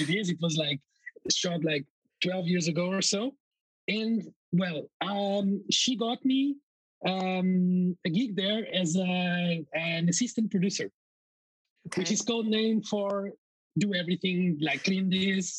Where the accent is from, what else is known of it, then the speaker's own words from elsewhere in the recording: Coimbra, Centro, Portugal; moved away as an adult; Coimbra, my hometown